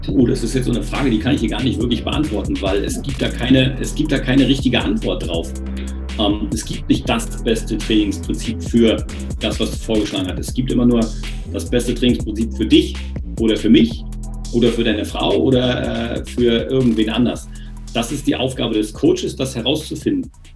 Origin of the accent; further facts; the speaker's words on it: eastern Germany, Germany; in der DDR damals war es ja entweder du Sport gemacht oder Musik. Und Musik war nicht so meins